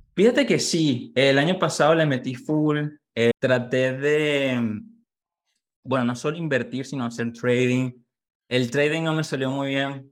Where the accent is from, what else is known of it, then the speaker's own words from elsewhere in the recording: Valencia, Carabobo, Venezuela; moved away as an adult; now in United States; soy venezolano, nací en Valencia, Carabó.